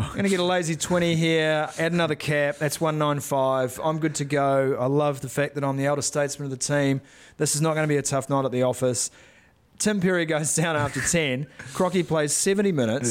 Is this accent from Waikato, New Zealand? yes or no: no; Northland, New Zealand; I was from Northland